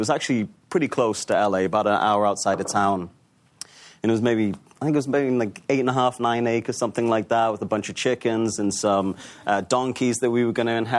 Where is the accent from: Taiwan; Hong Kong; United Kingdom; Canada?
United Kingdom; Newcastle, North East England; You know, I grew up in Newcastle, like you said